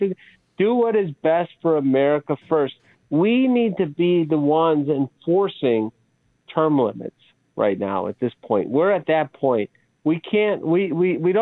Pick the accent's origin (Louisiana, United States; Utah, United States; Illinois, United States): Illinois, United States; Chicago; I grew up in Chicago. I grew up in this inner city